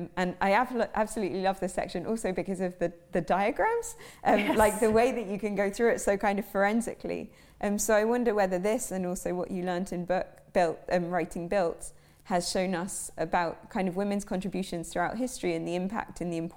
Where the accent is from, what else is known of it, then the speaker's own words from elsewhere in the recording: New York, United States; I lived in New York, I grew up in New York.